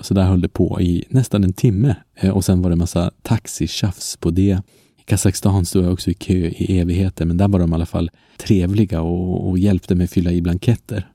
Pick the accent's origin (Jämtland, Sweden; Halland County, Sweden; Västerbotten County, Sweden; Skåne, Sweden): Västerbotten County, Sweden; Umeå; also born or lived in Paris, France; Umeå där jag kommer ifrån